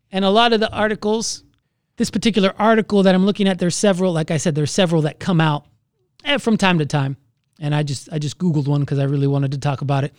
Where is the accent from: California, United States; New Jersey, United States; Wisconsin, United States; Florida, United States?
Florida, United States; moved away; I'm from Florida